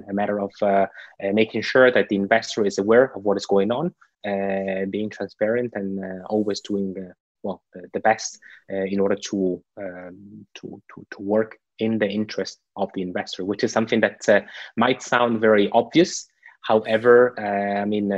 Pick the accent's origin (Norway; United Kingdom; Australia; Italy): Italy; now in Switzerland; In Italy, my home country